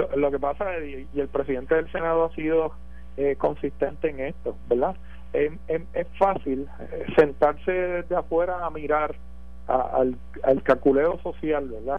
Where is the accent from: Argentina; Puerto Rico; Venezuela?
Puerto Rico; nosotros como puertorriqueños